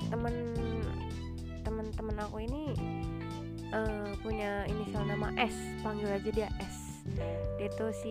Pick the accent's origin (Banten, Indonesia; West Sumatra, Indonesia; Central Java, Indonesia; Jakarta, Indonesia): Central Java, Indonesia; guys maaf kita ini dari Jawa Tengah jadi